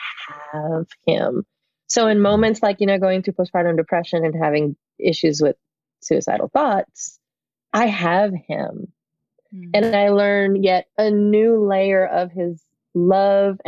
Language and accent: English; Puerto Rico; also born or lived in New York, United States; When I was 7 years old, I had to be moved. Our family moved from one country to another. We moved from New York to Puerto Rico